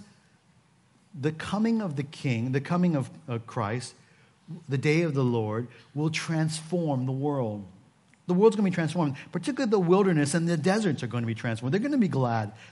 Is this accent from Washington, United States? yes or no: yes; Seattle, Washington, United States; moved away; I come from Seattle